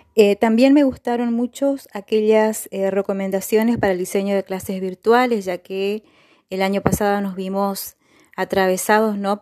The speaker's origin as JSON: {"language": "Spanish", "town": "Gobernador Virasoro", "region": "Corrientes", "country": "Argentina", "said": "soy de Gobernador Virasoro, Corrientes"}